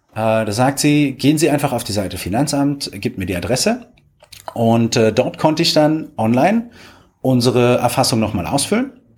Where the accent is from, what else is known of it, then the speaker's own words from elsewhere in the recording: Potsdam, Brandenburg, Germany; moved away; ich komme ja ursprünglich aus Potsdam